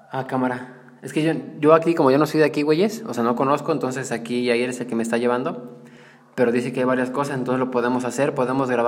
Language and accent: Spanish; Mexico